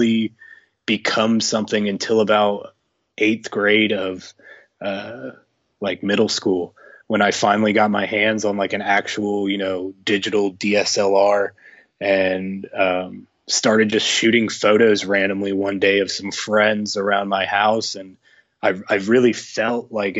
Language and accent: English; Indianapolis, Indiana, United States; I was born and raised in Indiana, and I've been here my entire life.